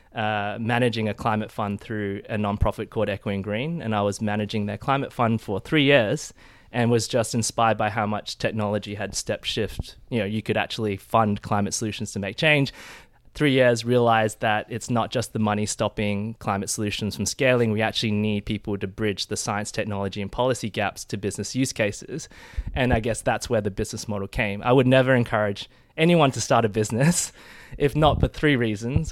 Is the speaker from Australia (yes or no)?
yes; Adelaide, South Australia, Australia; moved away as an adult; also born or lived in Perth / Sydney / United Kingdom / Nairobi; I'm originally from Adelaide, South Australia